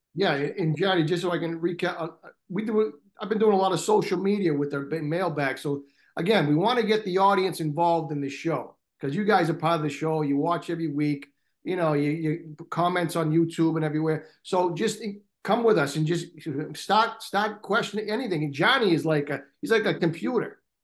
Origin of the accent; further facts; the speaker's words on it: Boston, Massachusetts, United States; I'm from Boston